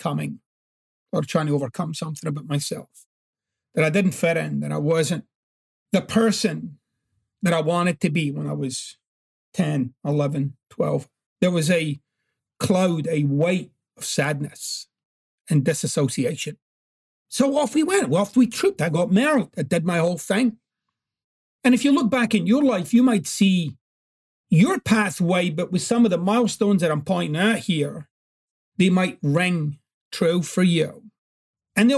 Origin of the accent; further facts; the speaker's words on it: Glasgow, Scotland, United Kingdom; growing up in Glasgow was very, very challenging.